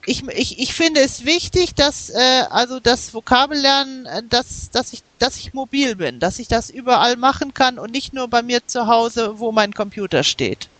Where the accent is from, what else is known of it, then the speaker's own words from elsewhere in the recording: Germany; also born or lived in United States; meine Familie, die ist äh, äh, nach Amerika umgezogen, als ich äh, sieben Jahre alt war. Wir, wir haben zwei Jahre in den USA gelebt und dort bin ich auch in die Grundschule gegangen. Und später sind wir nach Deutschland zurückgekehrt